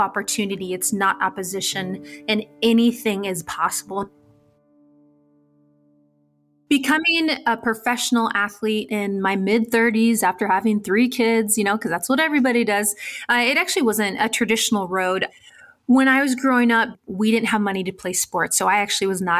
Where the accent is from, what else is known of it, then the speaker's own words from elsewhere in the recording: San Diego, California, United States; When I was growing up in San Diego, California, I was from a low-income home